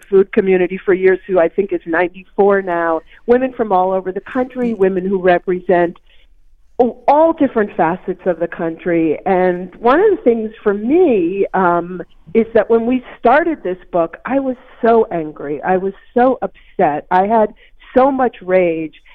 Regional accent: Maine, United States; a baker in Maine, which is my home state.

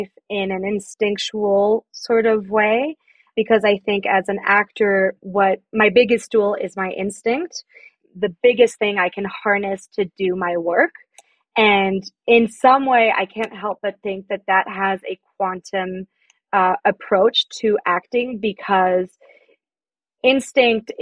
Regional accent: France; moved away as an adult; now in United States; I'm French. I grew up in France and I moved to the States about like 7 years ago.

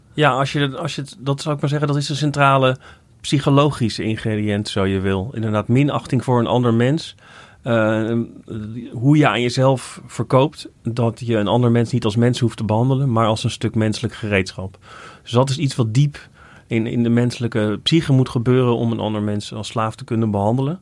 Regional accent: Netherlands; als Nederlander

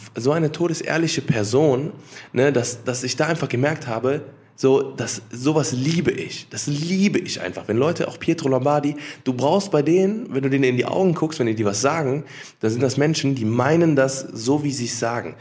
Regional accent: Cologne, North Rhine-Westphalia, Germany; ich bin in Köln geboren und aufgewachsen

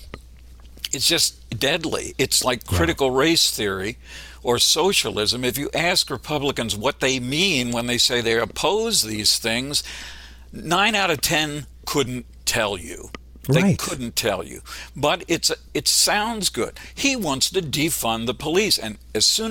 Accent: Pennsylvania, United States; I grew up in Pennsylvania, and it's a much more conservative state than most people realize

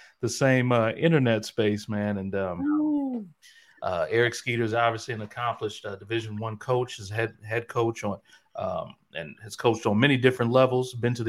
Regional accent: Midwest, United States; moved away; I'm just not a Florida person. I'm originally from the Midwest, so Florida is just, it's too hot.

